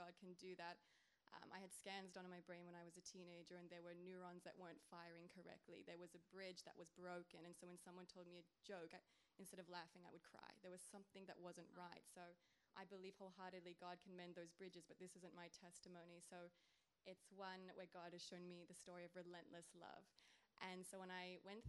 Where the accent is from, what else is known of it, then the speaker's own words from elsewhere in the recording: Australia; I'm from Australia, the land down under.